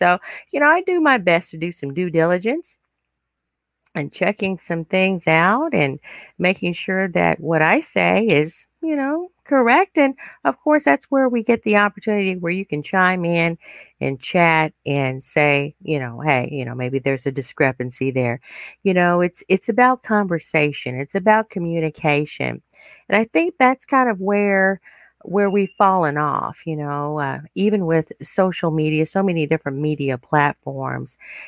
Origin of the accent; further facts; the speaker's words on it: United States; I am an American, but I'm also very proud of my African heritage